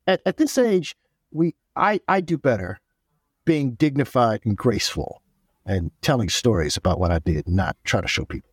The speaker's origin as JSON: {"language": "English", "town": "Oakland", "region": "California", "country": "United States", "said": "I'm from Oakland, California"}